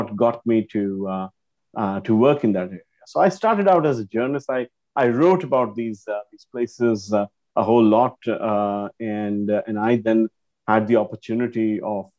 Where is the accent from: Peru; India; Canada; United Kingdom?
India; now in Singapore; I grew up in India before I eventually moved to Singapore and settled here.